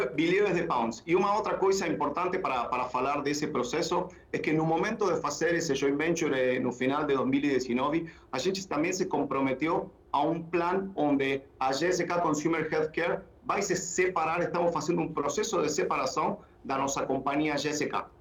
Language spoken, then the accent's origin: Portuguese; Argentina; accent: portunhol; Portuguese is a second language; moved away as an adult; also born or lived in England; now in Brazil; Eu sou eu sou da Argentina.